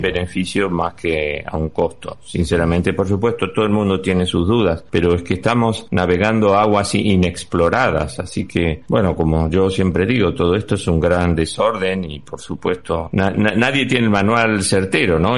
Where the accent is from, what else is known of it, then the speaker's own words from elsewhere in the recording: Argentina; now in Spain; te voy a hablar como argentino